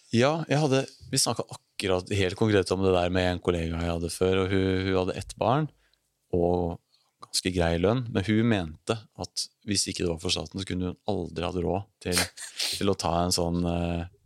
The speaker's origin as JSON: {"language": "Norwegian", "town": "Elverum", "region": "Innlandet", "country": "Norway", "said": "Jeg kommer fra Elverum"}